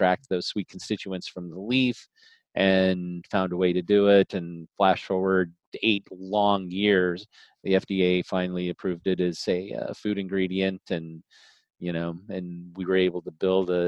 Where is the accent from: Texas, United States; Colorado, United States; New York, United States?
Colorado, United States; moved away; also born or lived in Wisconsin / Arizona / California; My parents moved to Colorado. My dad bought some land and had a ranch. And so I basically grew up in the country, on a small ranch